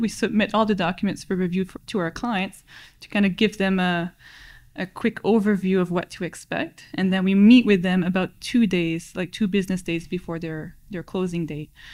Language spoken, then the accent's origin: English; New Brunswick, Canada; moved away as an adult; also born or lived in Halifax, Nova Scotia; now in Ottawa, Canada; I moved to Ottawa from New Brunswick